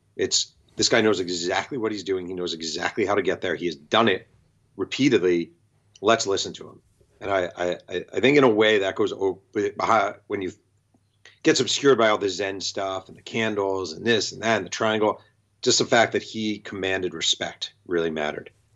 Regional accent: New York, United States; now in Los Angeles, United States; I'm a New Yorker

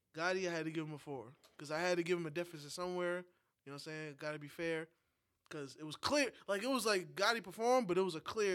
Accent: New York, United States; moved away; a New Yorker that hasn't been in New York for a while

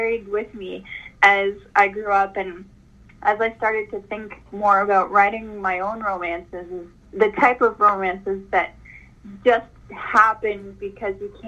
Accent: Canada; As a Canadian girl

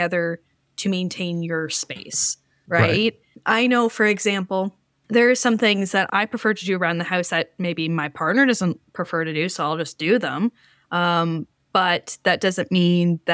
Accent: Canada

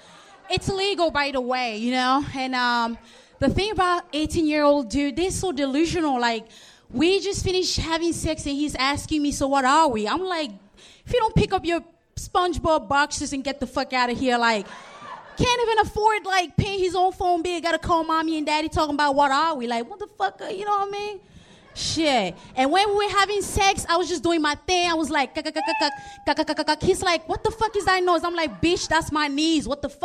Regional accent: Baltimore, Maryland, United States; now in Los Angeles, United States; I came from Baltimore.

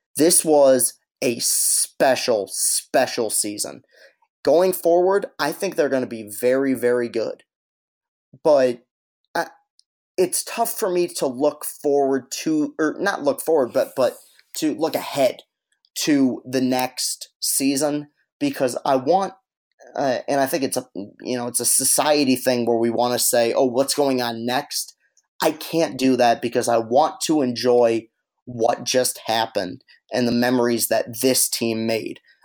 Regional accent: East Lansing, Michigan, United States; I grew up in East Lansing

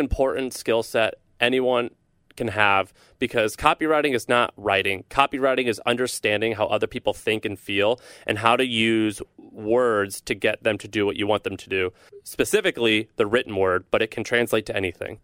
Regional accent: St. Louis, Missouri, United States; I'm from Missouri. I'm from Saint Louis, Missouri. A lot of people think I grew up as a hick. I kinda did, but I grew up in a city

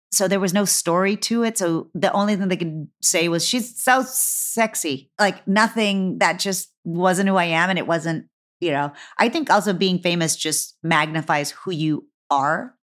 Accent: Texas, United States; moved away; I'm from Texas

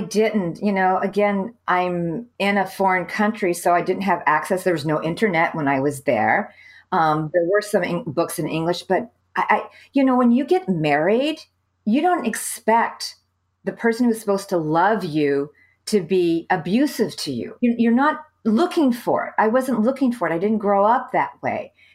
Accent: California, United States; moved away as an adult; also born or lived in Saudi Arabia / Beirut, Lebanon; I'm from California

